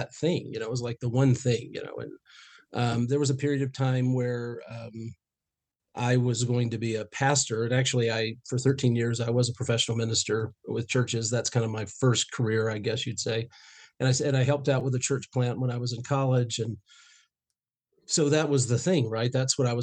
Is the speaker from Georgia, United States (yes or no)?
yes; Northeast Georgia, United States; I grew up in Northeast Georgia